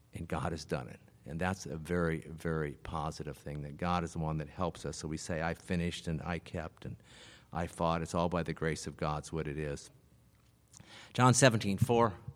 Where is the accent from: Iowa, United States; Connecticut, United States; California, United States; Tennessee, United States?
Iowa, United States; also born or lived in Las Vegas, Nevada; my father died when I was seven and we moved to Iowa from Vegas